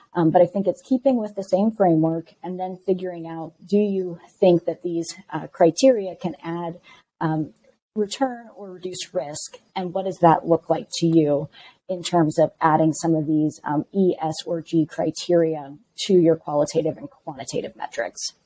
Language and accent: English; Midwest, United States; moved away; also born or lived in West Coast; I am from the Midwest originally, spent 15 years on the West Coast, and have recently made my way back to the Midwest.